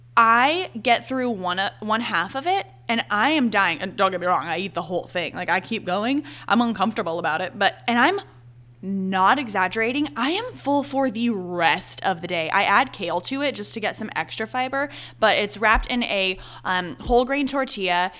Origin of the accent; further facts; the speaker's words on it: Charlotte, North Carolina, United States; also born or lived in Arizona / Boone, North Carolina; now in Charleston, United States; I'm from Charlotte, North Carolina.